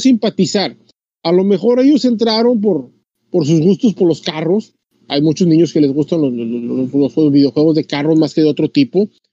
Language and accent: Spanish; Tamaulipas, Mexico; como decimos acá, Tamaulipas